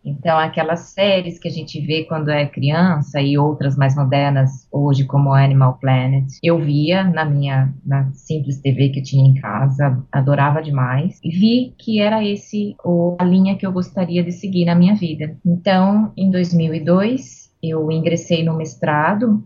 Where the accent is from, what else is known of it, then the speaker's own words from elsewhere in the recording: Santa Bárbara d'Oeste, São Paulo, Brazil; also born or lived in Piracicaba; Eu nasci em Santa Bárbara do Oeste.